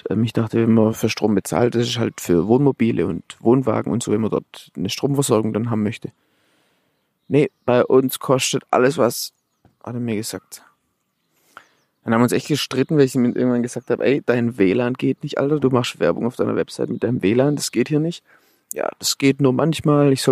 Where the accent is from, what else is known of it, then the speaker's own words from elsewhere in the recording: Swabia, Germany; Also ich bin hier im, im, im Badener Land, ja, schwierig als Schwabe hier.